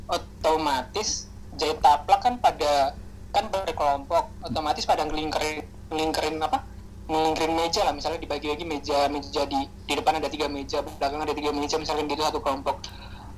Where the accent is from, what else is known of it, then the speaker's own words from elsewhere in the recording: Java, Indonesia; accent: Javanese (medok); also born or lived in Babat; now in Jakarta, Indonesia; gue kan dari Jawa dan jadi logat kejawaan itu tetap ada walaupun gue pertama kali ke Jakarta